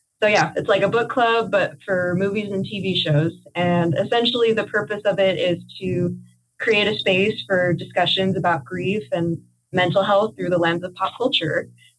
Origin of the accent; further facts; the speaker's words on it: Los Angeles, California, United States; I'm Emily's granddaughter, and I'm from Los Angeles, California.